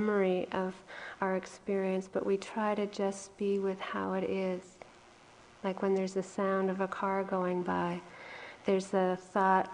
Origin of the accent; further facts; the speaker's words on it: New England, United States; now in Hawaii, United States; I was from here in originally New England